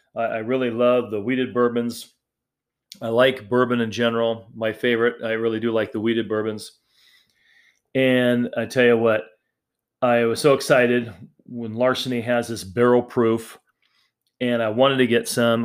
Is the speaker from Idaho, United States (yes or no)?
yes; Idaho, United States; those of you that live in Idaho, you know, my home state